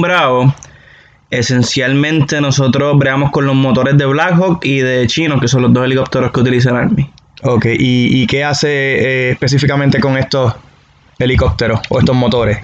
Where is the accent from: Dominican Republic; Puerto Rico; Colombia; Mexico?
Puerto Rico; Manatí; moved away as an adult; also born or lived in Mayagüez, Puerto Rico; now in Fort Bragg, United States; originalmente soy de Manati, Puerto Rico. Estoy estacionado ahora mismo en Fort Brand, North Carolina.